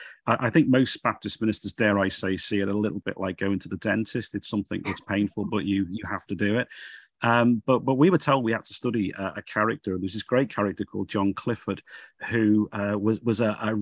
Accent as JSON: {"language": "English", "town": "Liverpool", "region": "North West England", "country": "United Kingdom", "said": "you probably gather from my accent, I come from Liverpool."}